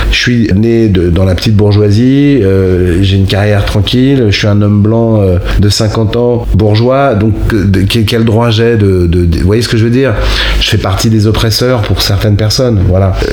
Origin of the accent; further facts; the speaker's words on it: Rennes, Brittany, France; Moi, je viens de province. Et, vous le sentez pas Si. Vous venez d'où De Rennes.